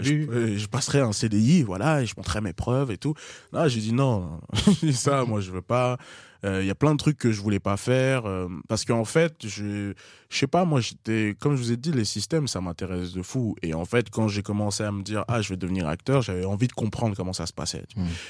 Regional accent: La Courneuve, Île-de-France, France; J'ai grandi à La Courneuve.

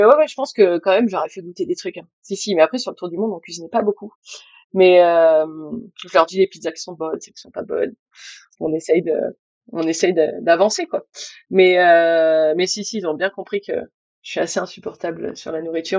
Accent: Bordeaux, Nouvelle-Aquitaine, France; moved away as an adult; also born or lived in Spain; now in Brittany, France; je suis bordelaise, j'ai vécu en Espagne

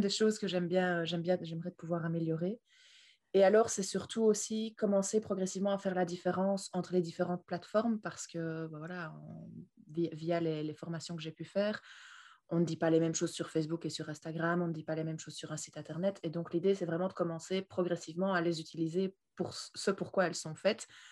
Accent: Belgium; je viens de Belgique

